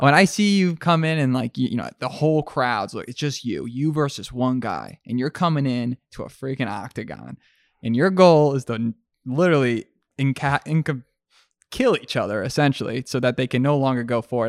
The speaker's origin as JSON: {"language": "English", "country": "Mexico", "tie": "born or raised there", "said": "Growing up in Mexico"}